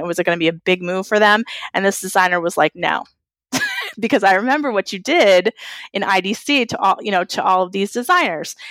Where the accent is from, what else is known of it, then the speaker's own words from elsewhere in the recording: New England, United States; I'm from New England.